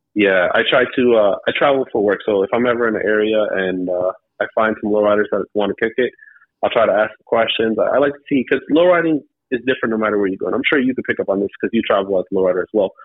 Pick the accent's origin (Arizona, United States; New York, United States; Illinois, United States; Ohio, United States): Ohio, United States; Cleveland; I'm from Cleveland, Ohio